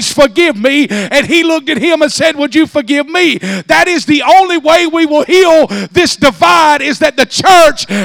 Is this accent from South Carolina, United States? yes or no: no; South Georgia, United States; I grew up in South Georgia.